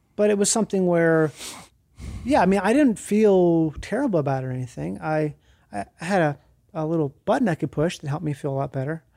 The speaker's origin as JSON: {"language": "English", "region": "Minnesota", "country": "United States", "tie": "born or raised there", "said": "I grew up in Minnesota, and that's where I started having colitis."}